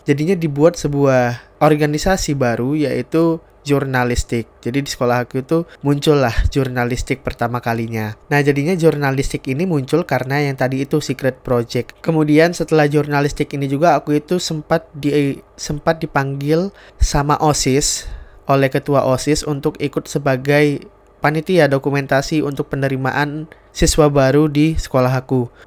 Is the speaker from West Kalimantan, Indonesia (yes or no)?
yes; Sintang, West Kalimantan, Indonesia; Jadi TV Senentang ini adalah TV yang ada di daerah aku di kota Sintang.